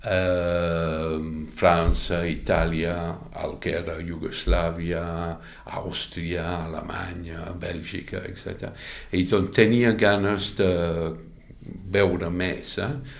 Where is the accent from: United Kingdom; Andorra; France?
United Kingdom; London, South East England; Catalan is a second language; moved away as an adult; now in Catalonia, Spain; vaig passar una part de la meva infància a Londres, fins als 8-9 anys, eh? i després la meva família es va canviar de ciutat, no massa lluny, potser, no sé, 40 quilòmetres